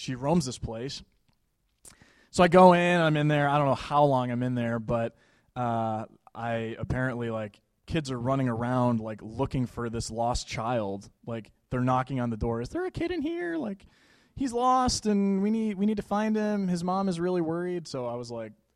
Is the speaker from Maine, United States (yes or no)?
no; Buffalo, New York, United States; I'm from Buffalo, New York